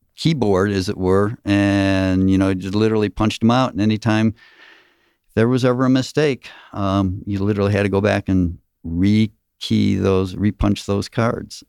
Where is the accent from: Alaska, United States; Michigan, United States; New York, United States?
Michigan, United States; now in Gwinnett County, United States; I'm originally from Michigan